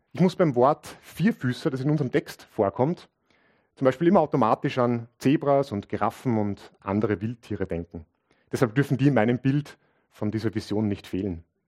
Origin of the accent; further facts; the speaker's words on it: Linz, Upper Austria, Austria; ich bin aus Linz